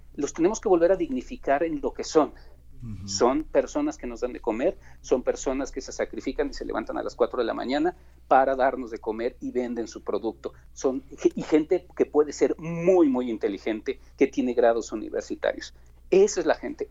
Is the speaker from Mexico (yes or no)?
yes; Mexico; nuestra cultura como mexicanos